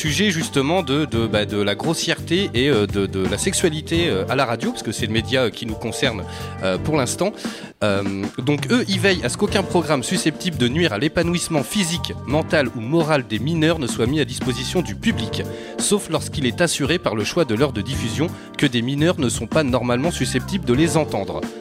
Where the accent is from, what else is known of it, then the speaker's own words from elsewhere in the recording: Bordeaux, Nouvelle-Aquitaine, France; je suis de Bordeaux centre